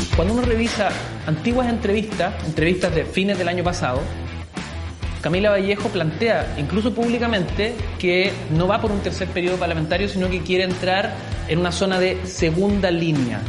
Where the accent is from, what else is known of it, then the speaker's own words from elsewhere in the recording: Antofagasta, Chile; cuando éramos chicos, vivíamos en Antofagasta